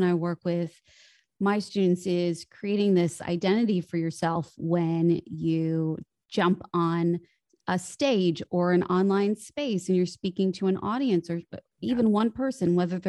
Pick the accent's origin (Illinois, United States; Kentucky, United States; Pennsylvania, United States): Illinois, United States; Chicago; now in Los Angeles, United States; I grew up in Chicago. And then after I finished university, I had this pull, like many actors do, to move to Hollywood.